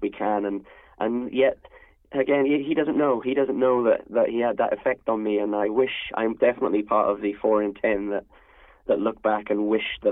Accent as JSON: {"language": "English", "region": "Wales", "country": "United Kingdom", "said": "being a Welshman"}